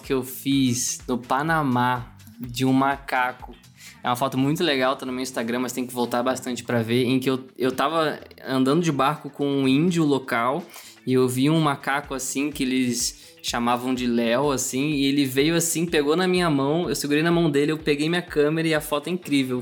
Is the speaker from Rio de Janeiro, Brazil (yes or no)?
yes; Rio de Janeiro, Brazil; now in São Paulo, Brazil; eu sou do Rio de Janeiro, né? Hoje eu moro em São Paulo, então minha família está toda lá